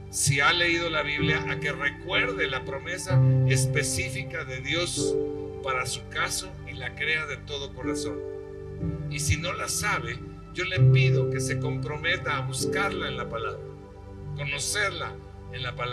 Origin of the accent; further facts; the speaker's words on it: Mexico City, Mexico; porque pues a lo mejor no he sido muy bueno o no sé, este soy chilango